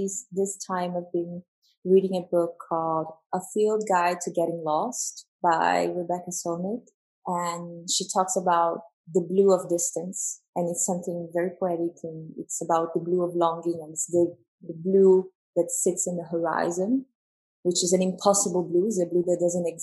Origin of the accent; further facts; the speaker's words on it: São Paulo, Brazil; moved away; also born or lived in New York / Paris; I'm from São Paulo in Brazil. And my parents are South Korean